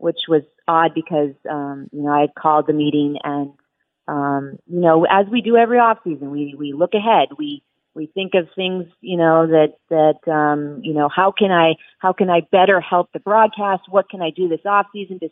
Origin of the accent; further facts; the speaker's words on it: Las Vegas, Nevada, United States; moved away as an adult; also born or lived in Philadelphia; my hometown of Las Vegas